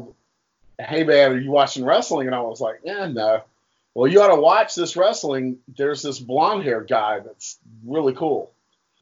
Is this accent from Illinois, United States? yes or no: no; Durham, North Carolina, United States; I grew up in Durham, North Carolina